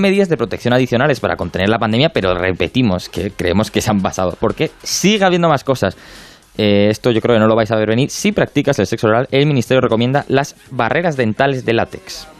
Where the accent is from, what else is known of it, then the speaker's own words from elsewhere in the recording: Madrid, Community of Madrid, Spain; siendo madrileño